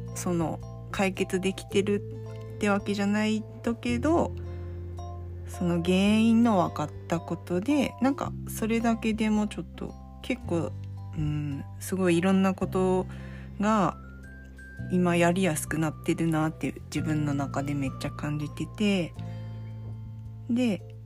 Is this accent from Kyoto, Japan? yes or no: no; Saga, Japan; 生まれたところは、まあ、佐賀県のめっちゃ端っこの田舎の方なんですけどもうほんとす海のすぐ近くでで結構周りも漁師さんの多くてうちじいちゃんも漁師やったんですけど結構その海の近くでずっと生まれ育って